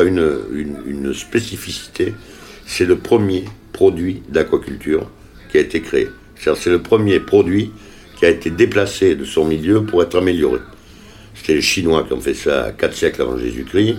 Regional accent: Les Jacquets, Nouvelle-Aquitaine, France; C'est mon village natal

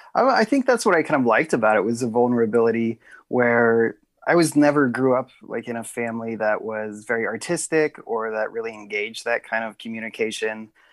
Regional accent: Lincoln, Nebraska, United States; also born or lived in Council Bluffs, Iowa; now in Omaha, United States; I mostly grew up in Lincoln

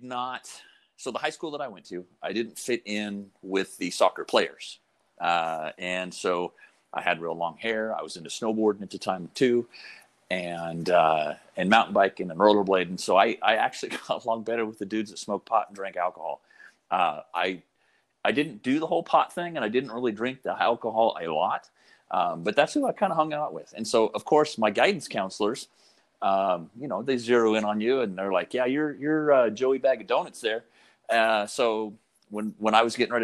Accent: Coeur d'Alene, Idaho, United States; I was born in Coeur d'Alene, Idaho

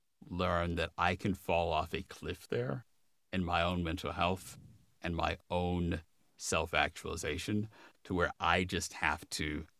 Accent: Midwest, United States; Well, I grew up in the Midwest, so you know there's lots of deer hunting in the Midwest.

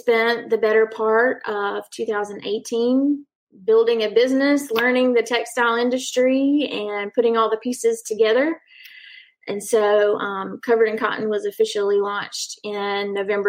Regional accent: Lexington, South Carolina, United States; moved away as an adult; now in Darlington, United States; I'm from Lexington, South Carolina

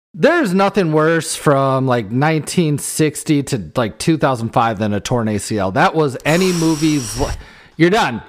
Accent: Iowa, United States; we grew up playing football in Iowa

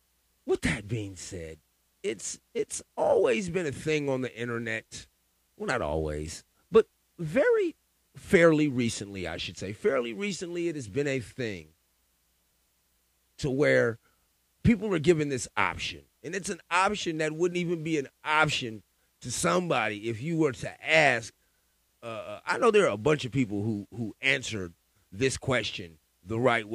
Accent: West Coast, United States; I'm from the West Coast

